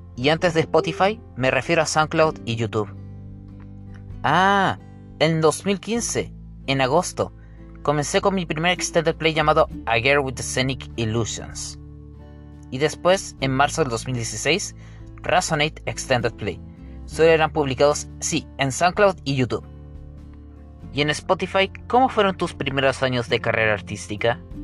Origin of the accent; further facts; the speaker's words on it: Coquimbo, Chile; Nací acá en Coquimbo, el 5 de julio de 1995, en Chile